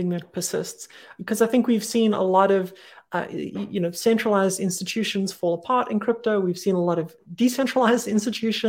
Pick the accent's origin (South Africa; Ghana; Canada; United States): South Africa; I grew up in South Africa.